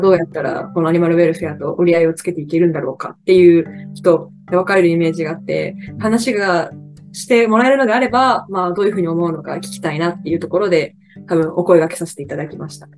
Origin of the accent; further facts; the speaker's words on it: Kochi, Japan; 春から地元高知県に帰って